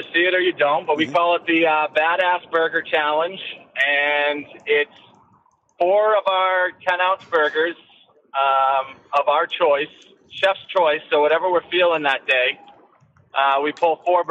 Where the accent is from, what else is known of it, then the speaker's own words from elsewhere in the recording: Derry, New Hampshire, United States; also born or lived in Tampa, Florida; now in Chester, United States; I'm pretty much born and raised in Derry and spent 30 years there and just recently moved to Chester